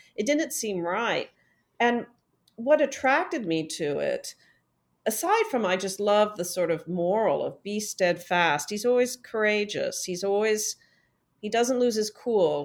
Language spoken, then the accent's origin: English; Midwest, United States; I grew up in the Midwest